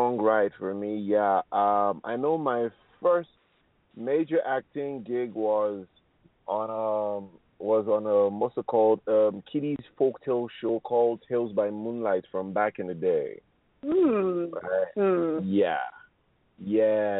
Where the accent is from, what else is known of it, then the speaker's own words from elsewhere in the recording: Nigeria; I am Nigerian